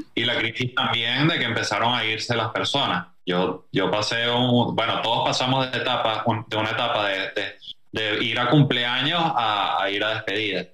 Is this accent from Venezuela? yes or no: yes; Venezuela; moved away as an adult; ahí nos venimos por tierra desde Venezuela hasta acá